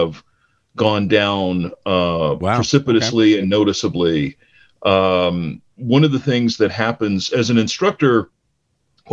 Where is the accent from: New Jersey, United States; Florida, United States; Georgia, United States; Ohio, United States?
Ohio, United States; Cleveland; I grew up in Cleveland, in the Cleveland area